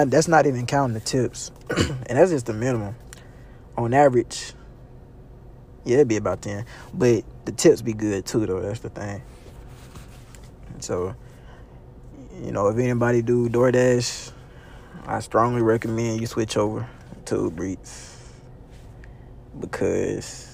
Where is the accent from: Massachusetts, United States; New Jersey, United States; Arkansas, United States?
Arkansas, United States; North Little Rock; also born or lived in Sherwood; I was born in Little Rock. Raised in North Little Rock. Yeah. Been North Little Rock my whole life